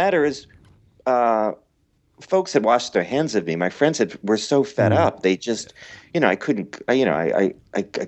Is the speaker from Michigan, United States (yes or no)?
no; Philadelphia, Pennsylvania, United States; also born or lived in Montgomery County, Pennsylvania; I'm from Philly